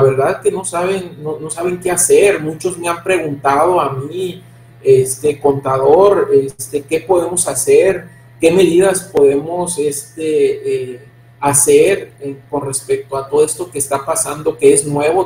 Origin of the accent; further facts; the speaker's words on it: Mexico; como mexicanos